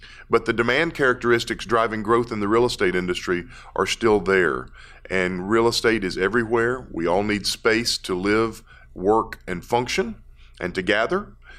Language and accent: English; Dallas, Texas, United States; I'm from Dallas